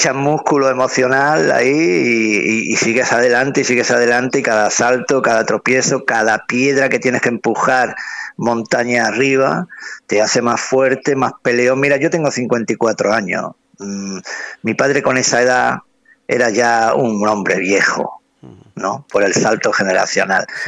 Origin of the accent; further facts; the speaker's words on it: Spain; soy el músico español